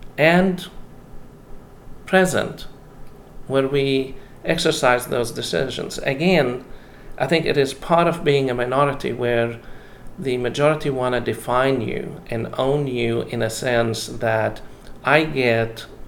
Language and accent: English; Jerusalem, Jerusalem District, Israel; I grew up in Jerusalem, and pilgrims from Cyprus would walk around dressed in black